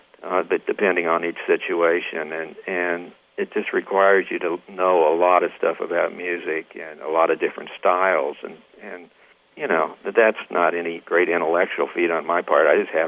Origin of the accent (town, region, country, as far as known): Troy, Missouri, United States; born or raised there; moved away as an adult; also born or lived in Texas / Los Angeles / Nashville